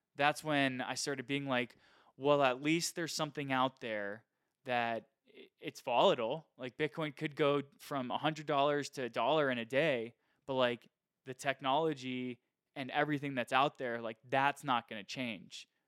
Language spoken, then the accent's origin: English; United States; I, as an American